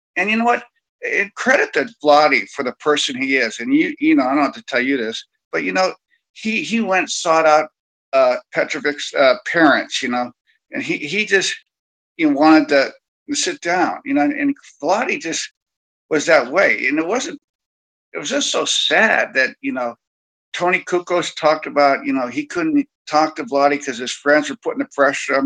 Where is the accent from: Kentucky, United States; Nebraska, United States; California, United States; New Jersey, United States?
California, United States; the Bay Area; I grew up in the Bay Area